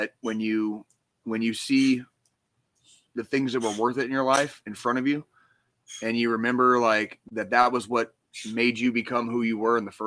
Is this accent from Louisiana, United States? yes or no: no; Arizona, United States; now in Kansas City, United States; growing up in Arizona